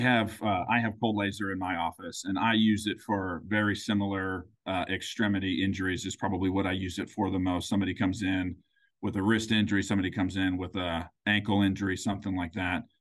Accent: Grandview, Missouri, United States; I am from, uh, a suburb of Kansas City called Grandview

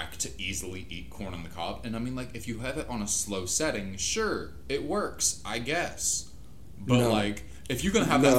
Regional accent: Louisiana, United States; also born or lived in Mississippi; I'm from Louisiana

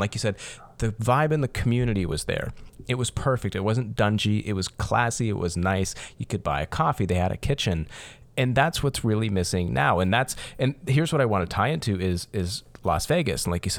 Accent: Windsor, Ontario, Canada; so I'm from Windsor, Ontario, here down in South Ontario.

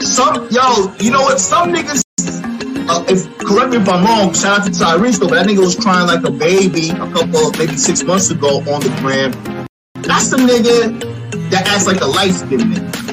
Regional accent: West Babylon, New York, United States; also born or lived in Caribbean; I'm from Long Island, Suffolk County, West Babylon to be exact

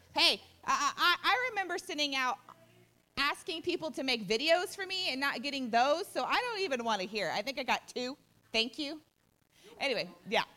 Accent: Odessa, Texas, United States; We're, we're from the Odessa area

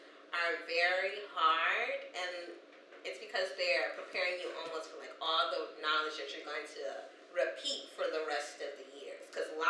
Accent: St. Louis, Missouri, United States; Guys, we're from St. Louis.

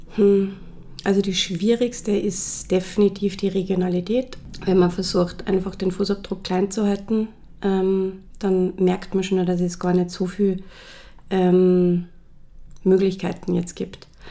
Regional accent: Salzburg, Austria; moved away as an adult; also born or lived in Los Angeles / Vienna; ich bin ähm, in Salzburg aufgewachsen

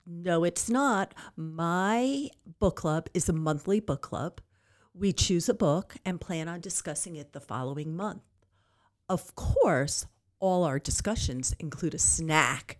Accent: Long Island, New York, United States; moved away as an adult; now in Amarillo, United States; I am originally from Long Island, New York, and I moved to Amarillo six years ago.

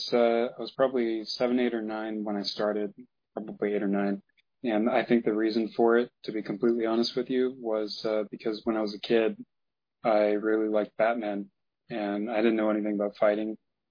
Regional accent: Missouri, United States; I grew up in Missouri, in the Midwest, so there's not really a whole lot of martial arts influence around here.

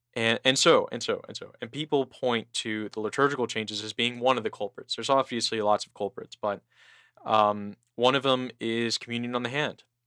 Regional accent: San Diego, California, United States; my hometown of San Diego

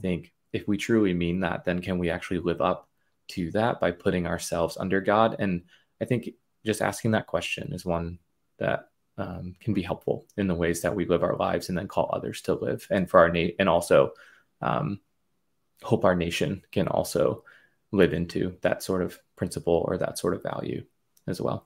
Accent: United States; as an American, as a Christian

